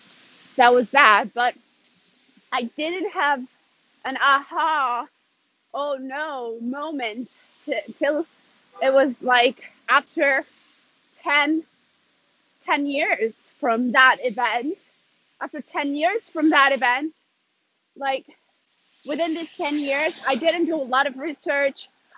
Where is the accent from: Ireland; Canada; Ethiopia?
Ethiopia; also born or lived in Sweden; now in Italy; like I said in the beginning. I'm originally from Ethiopia, but currently I live in Italy, and I have moved around a lot. I've lived a little bit in, like, around Europe, a few years in Sweden.